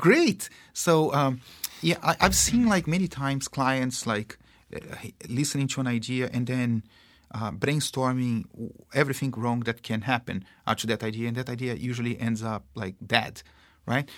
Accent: Brazil; accent: Brazilian; English is a second language; moved away; I am, uh, Brazilian. um, you probably can tell that 'cause I have this funny accent.

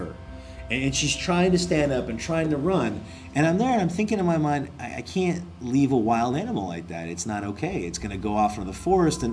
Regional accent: Bigfork, Montana, United States; moved away as an adult; now in Korea; I was working in my hometown of Big Fork, Montana

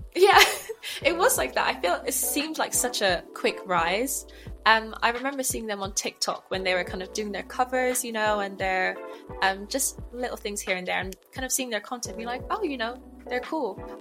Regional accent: Bristol, South West England, United Kingdom; moved away as an adult; now in London, United Kingdom; I'm from Bristol, but I'm not in Bristol at the moment

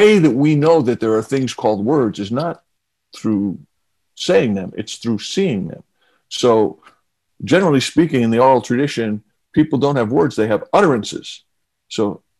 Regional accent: New York City, New York, United States; I grew up in Queens

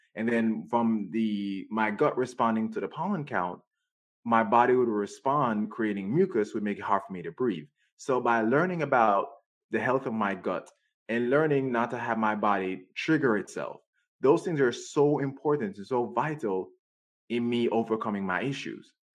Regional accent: Jamaica; now in United States; I grew up in Jamaica.

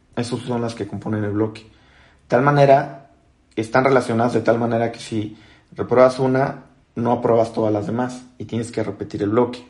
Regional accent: Acapulco, Guerrero, Mexico; moved away as an adult; now in Mexico City, Mexico; soy de Acapulco

